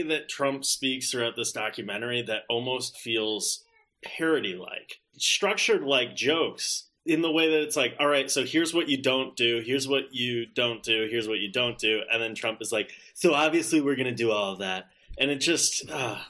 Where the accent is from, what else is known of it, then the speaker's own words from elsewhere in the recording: Wisconsin, United States; Wisconsin, my home state